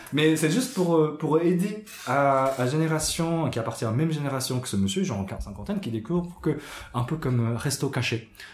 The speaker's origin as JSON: {"language": "French", "country": "Japan", "tie": "born or raised there", "moved": "yes", "lives_now": "France", "said": "ce que j'ai su en grandissant, même au Japon"}